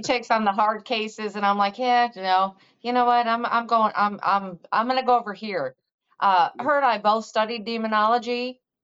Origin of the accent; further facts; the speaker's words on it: Missouri, United States; from Missouri, so you need to show me because I'm from the show me state